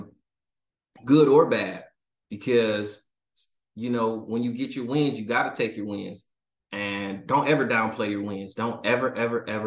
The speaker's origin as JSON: {"language": "English", "town": "Detroit", "region": "Michigan", "country": "United States", "tie": "born or raised there", "also_born_or_lived": "Hawaii", "moved": "as an adult", "said": "So born and raised in Detroit, just a Detroit kid, man, East Sider rider"}